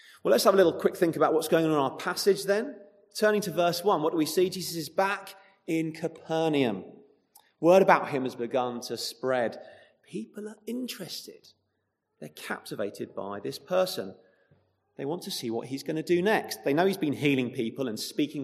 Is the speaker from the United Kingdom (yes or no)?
yes; United Kingdom; now in Chesham, United Kingdom; we're British